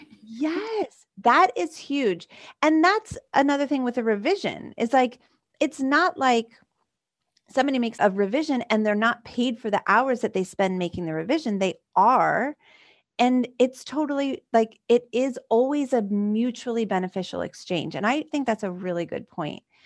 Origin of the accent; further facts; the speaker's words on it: Philadelphia, Pennsylvania, United States; this, like, Philly girl